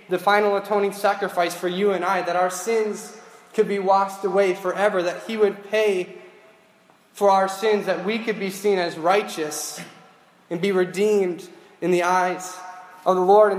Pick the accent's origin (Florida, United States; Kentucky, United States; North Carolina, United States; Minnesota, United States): Minnesota, United States; Grand Rapids; I was born and raised in Grand Rapids